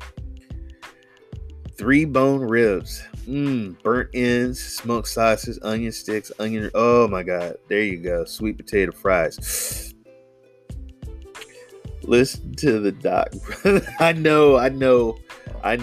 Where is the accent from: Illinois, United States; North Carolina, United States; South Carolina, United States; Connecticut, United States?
North Carolina, United States; also born or lived in Louisiana; now in California, United States; I live in California. I was born in Louisiana. I'm from North Carolina